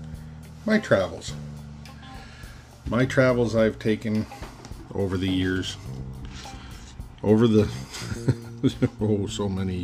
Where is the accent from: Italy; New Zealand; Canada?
Canada; being a Canadian truck driver